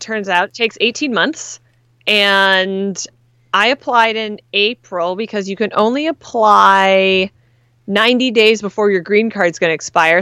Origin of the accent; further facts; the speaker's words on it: Canada; now in United States; As a Canadian